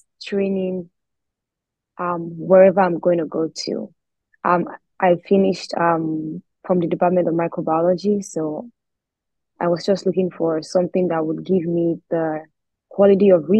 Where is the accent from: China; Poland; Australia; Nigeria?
Nigeria; Abeokuta, Ogun State; moved away as an adult; also born or lived in Akure, Ondo State / Lagos; I'm from Nigeria. I schooled in Lagos, but I am originally from Ondo State, Akure to be precise. I lived in another city and another state, Ogun State, and I lived in Abeokuta most of my life